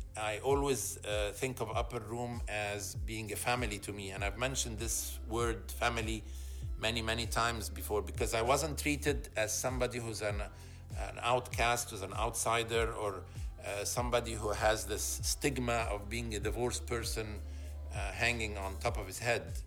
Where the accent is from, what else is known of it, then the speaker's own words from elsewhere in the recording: Egypt; moved away as an adult; also born or lived in Alexandria, Egypt / Cairo, Egypt; now in Toronto, Canada; I was born and raised in Egypt